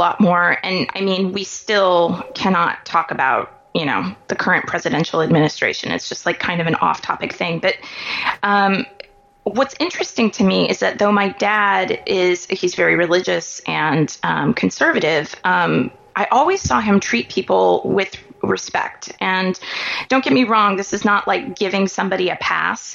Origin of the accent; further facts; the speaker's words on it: Kansas City, Missouri, United States; I grew up in Kansas City, Missouri, which is different than Kansas City, Kansas.